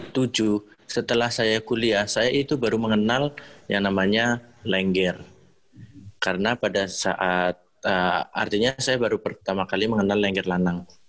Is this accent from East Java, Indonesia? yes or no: no; Banyumas, Central Java, Indonesia; also born or lived in Surakarta; tarian daerah saya sendiri, yaitu Banyumas